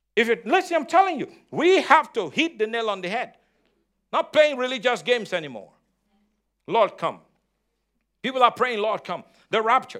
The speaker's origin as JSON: {"language": "English", "country": "Nigeria", "moved": "yes", "said": "I'm Nigerian, I'm African"}